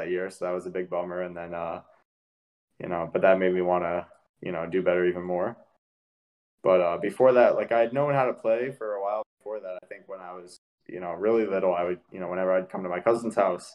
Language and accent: English; Poughkeepsie, New York, United States; also born or lived in New Jersey; Poughkeepsie, New York